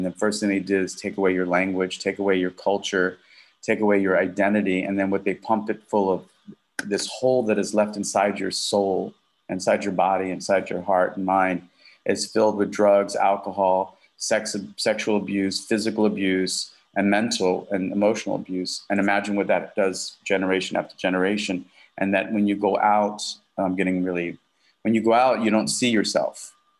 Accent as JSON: {"language": "English", "region": "Southern US", "country": "United States", "tie": "born or raised there", "said": "I grew up in the South, you know, I was, you know, had a slight little twang that I got rid of."}